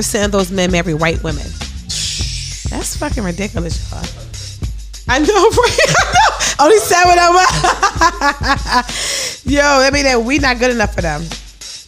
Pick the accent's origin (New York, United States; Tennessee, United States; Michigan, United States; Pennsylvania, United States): Pennsylvania, United States; Philadelphia; I'm from North Philly